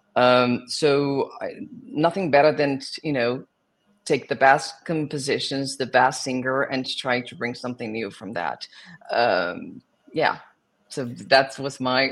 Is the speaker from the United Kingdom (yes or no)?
no; South Region, Brazil; English is a second language; moved away as an adult; also born or lived in Rio de Janeiro, Brazil; now in New York, United States; So I was born in Brazil. I was born in the south of Brazil, and then I moved to Rio de Janeiro when I was 12 to work with musical theater.